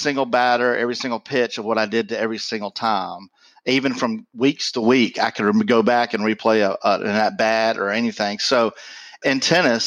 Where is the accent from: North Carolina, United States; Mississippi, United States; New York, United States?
Mississippi, United States; I grew up in Mississippi.